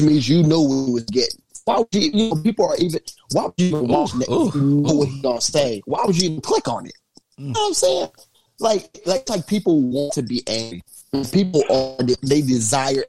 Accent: Indianapolis, Indiana, United States; Naptown, baby, my hometown.

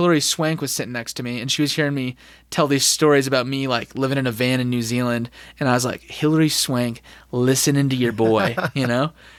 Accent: Southwest, United States; And like I'm from the Southwest where like even Scottsdale has like these, you're panning for gold and you have these like

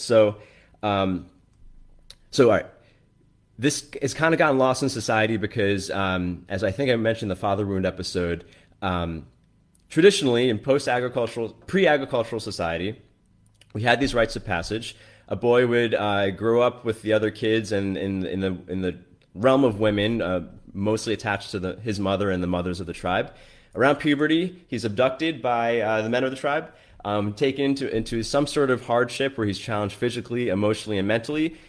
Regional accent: New York, United States; I grew up in New York, so I'm, I'm quite liberal in general

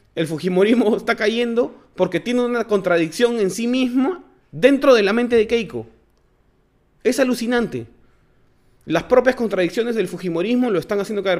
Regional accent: Lince, Lima, Peru; yo soy de Lincoln, pues entonces ahí hay un montón de Nikkeis

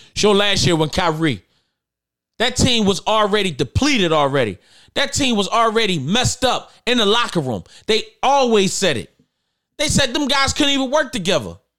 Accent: Philadelphia, Pennsylvania, United States; I'm from North Philly

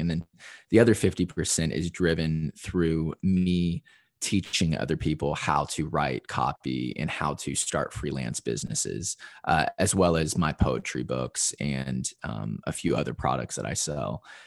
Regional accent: Evansville, Indiana, United States; moved away as an adult; also born or lived in Chicago, Illinois; now in Nashville, United States; my hometown of Evansville, Indiana, which is in, uh, southern Indiana

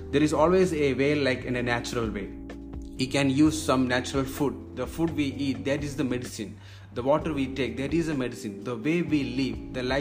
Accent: Kerala, India; moved away as an adult; now in Maldives; I'm basically I'm from India, uh, the southern part. There is God's own country. It's called God's own country. That is from Kerala. So that's a state in India.

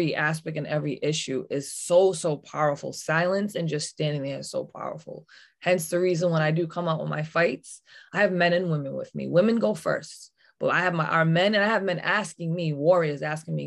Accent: United States; where I'm from Wampanoag Nation, women run things

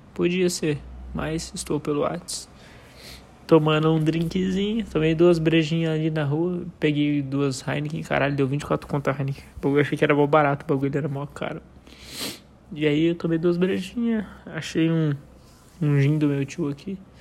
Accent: Brazil; lá no São Lucas, lá perto de onde eu nasci, que eu morava no bairro do lado, que era o São Mateus.

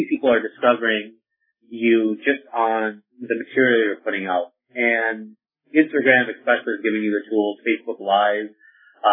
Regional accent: Youngstown, New York, United States; I grew up in Youngstown, New York

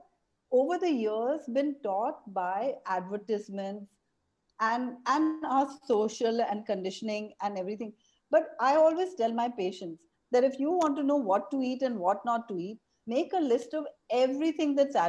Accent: Mumbai, Maharashtra, India; moved away as an adult; now in Auroville, India; I was a child growing up in Bombay

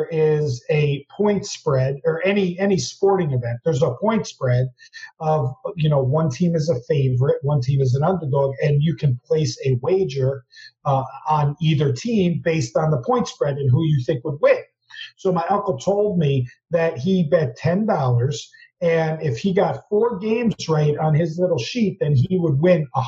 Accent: New Jersey, United States; growing up in Jersey

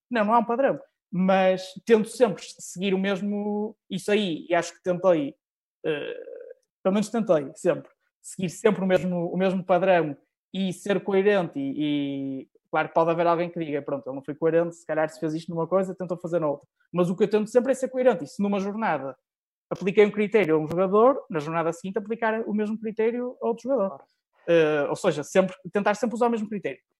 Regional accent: Norte, Portugal; Sou, sou nortenho, muito, muito nortenho

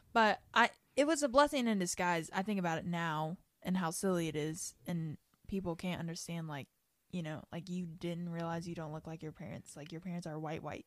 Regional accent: Kentucky, United States; I grew up in Kentucky

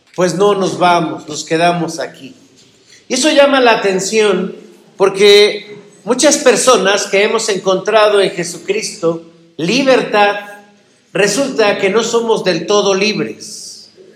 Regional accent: Mexico; como mexicanos

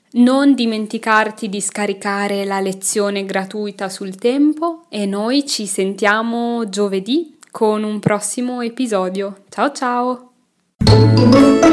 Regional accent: Milan, Lombardy, Italy; moved away as an adult; now in Belgium; sono italiana, che sono nata a Milano, ma non ti ho ancora detto che non vivo in Italia, ora. Non vivo in Italia, vivo in Belgio.

